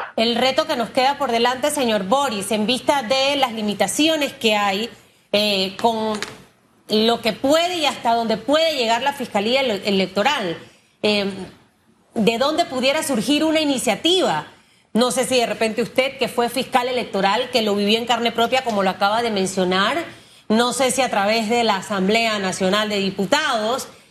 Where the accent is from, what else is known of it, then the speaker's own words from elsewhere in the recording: Panama; como panameño